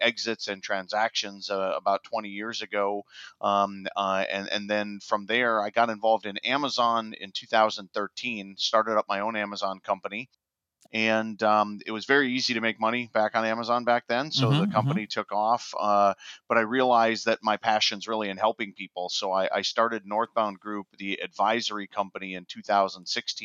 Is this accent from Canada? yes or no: no; Wisconsin, United States; moved away as an adult; now in Minneapolis, United States; I'm originally from Wisconsin, but crossed the river into Minneapolis a few years back